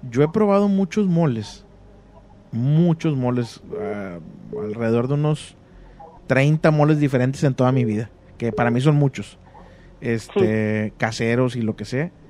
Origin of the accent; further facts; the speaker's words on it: Puebla, Mexico; De aquí de Puebla, Puebla.